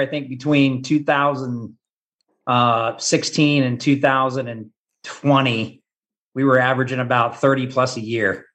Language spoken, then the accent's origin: English; Topeka, Kansas, United States; now in Gardner, United States; I grew up in Topeka, Kansas, which is about an hour from Kansas City